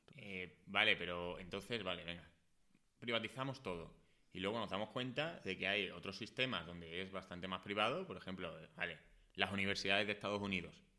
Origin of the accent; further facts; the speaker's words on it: Écija, Andalusia, Spain; now in Madrid, Spain; yo no soy de Madrid, yo soy de Écija, que es un pueblo de Sevilla